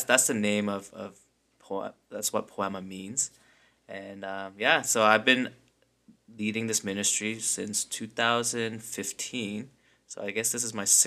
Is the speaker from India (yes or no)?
no; London, United Kingdom; I grew up in London, so it's a very small community. Like, if you're Korean, you pretty much know every Korean in London